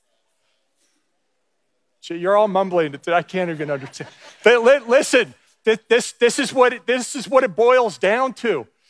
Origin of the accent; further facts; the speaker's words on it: New Jersey, United States; moved away as an adult; I grew up in New Jersey from fourth grade through high school